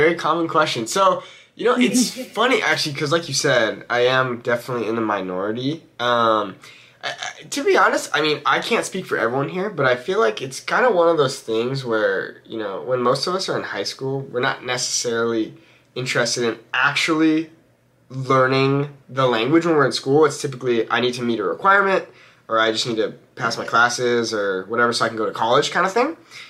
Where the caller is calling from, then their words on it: Los Angeles, California, United States; I am joining you from Los Angeles, California.